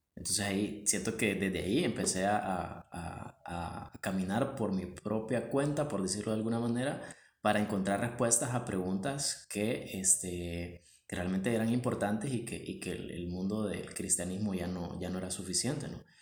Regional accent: Tegucigalpa, Francisco Morazán, Honduras; creo que ambos nacimos en Tegucigalpa. Ah, yo nací en el barrio La Guadalupe y pues crecí en el seno de una iglesia

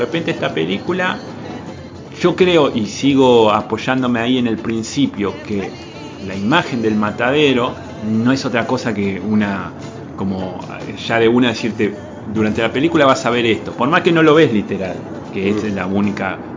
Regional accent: Uruguay; No, somos. bueno, yo soy uruguayo.

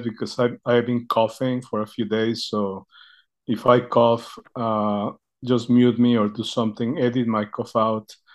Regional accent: Mexico; moved away as an adult; now in United States; I grew up in Mexico

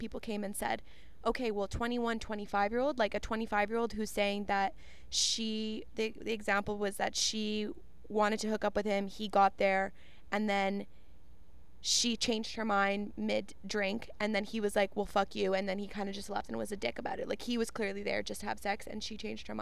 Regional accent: Canada; we are Canadian

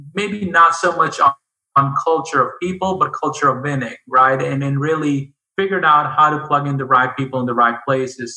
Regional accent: India; now in United States; I grew up in India

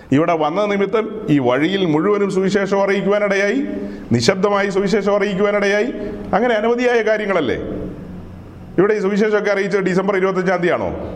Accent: Ernakulam district, Kerala, India; ആ പുഴയ്ക്ക് അക്കരെ ഞങ്ങളുടെ ദേശമാ എറണാകുളം ജില്ലക്കാരാ

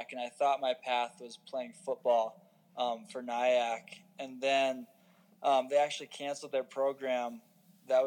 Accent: Grafton, Iowa, United States; moved away as an adult; now in Colorado Springs, United States; I grew up in Grafton, Iowa.

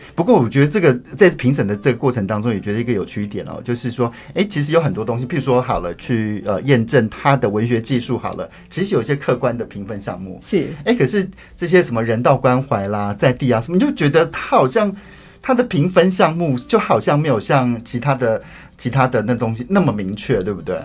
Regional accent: Taichung, Taiwan; 因为我又来自台中嘛

